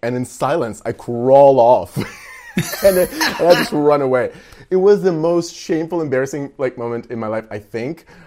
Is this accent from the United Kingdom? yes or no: no; Russia; moved away as an adult; also born or lived in Texas; now in United States; I, I grew up in Russia